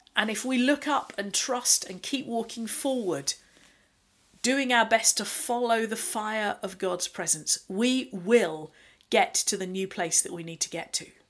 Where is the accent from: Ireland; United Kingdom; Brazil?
United Kingdom; being typically British as we are